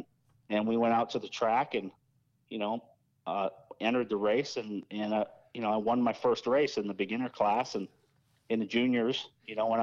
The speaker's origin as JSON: {"language": "English", "town": "Toronto", "region": "Ontario", "country": "Canada", "tie": "born or raised there", "said": "I was born in Toronto, in Canada, and my dad was moved to Canada from Ireland with my mom in 67 or 8, and I was born in 69"}